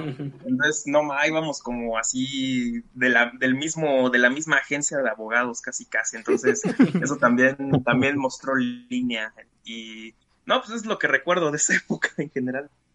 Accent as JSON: {"language": "Spanish", "country": "Mexico", "said": "como buen mexicano"}